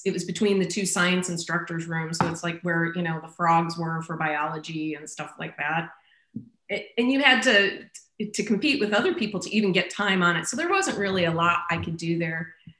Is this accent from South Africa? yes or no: no; Iowa, United States; Yeah, Iowa is more cold. Like, you still get snow, but the big thing about Iowa is it gets brutally cold, Northeast Iowa, because you're getting closer to Minnesota.